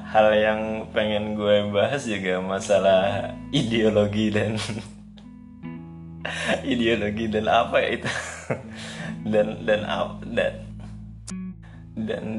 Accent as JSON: {"language": "Indonesian", "region": "South Kalimantan", "country": "Indonesia", "accent": "Banjar", "said": "kan orang Banjar orang Banjar pakai bahasa Indonesia itu kayaknya kayaknya uh, masih hal tabu deh kalau di daerah gue padahal biasa aja kan"}